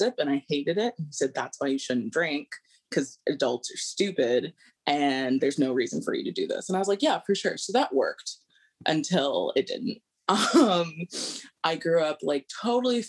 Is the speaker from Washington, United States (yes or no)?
yes; Seattle, Washington, United States; moved away as an adult; also born or lived in Honolulu, Hawaii / New York; I grew up in Seattle, Washington, and Honolulu, Hawaii